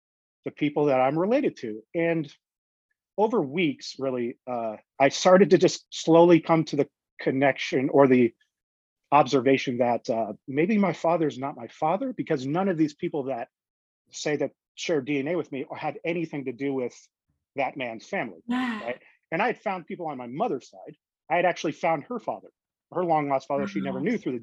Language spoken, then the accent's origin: English; Las Vegas, Nevada, United States; also born or lived in Toronto, Canada; I was born in Canada, and I moved to Las Vegas, Nevada when I was 3 years old